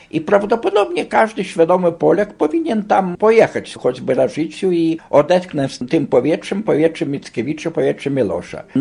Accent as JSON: {"language": "Polish", "country": "Lithuania", "said": "bo jestem Litwinem"}